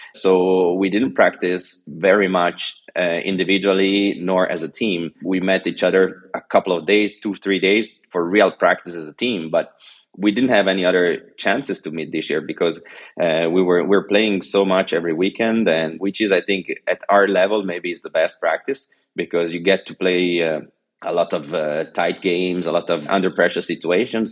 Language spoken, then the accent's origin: English; Geneva, Switzerland; first language French and Italian; English is a second language; also born or lived in China; now in Italy; I was born in Geneva, Switzerland, because my father is Swiss and my mother is Italian, so I already grew up learning two languages, French and Italian